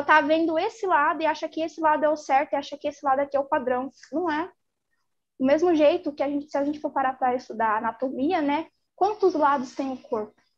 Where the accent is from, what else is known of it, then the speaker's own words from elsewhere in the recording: São Paulo, Brazil; Eu sou de São Paulo.